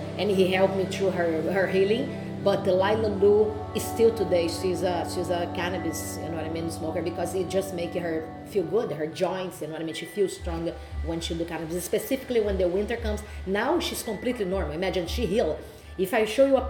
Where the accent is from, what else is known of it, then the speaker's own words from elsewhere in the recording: Rio de Janeiro, Brazil; English is a second language; moved away as an adult; now in Toronto, Canada; my background was fighting from Brazil